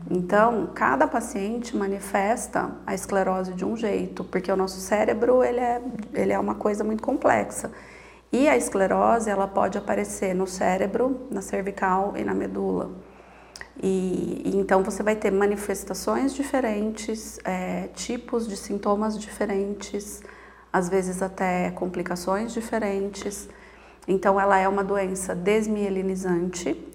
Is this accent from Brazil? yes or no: yes; Piracicaba, São Paulo, Brazil; moved away as an adult; now in Sorocaba, Brazil; Eu sou natural de Piracicaba, mas a cidade de Sorocaba me acolheu já há mais de 18 anos, então já me considero uma sorocabana né, de, de alma.